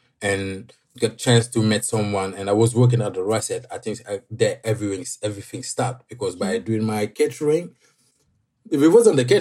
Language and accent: English; Senegal; moved away as an adult; now in London, United Kingdom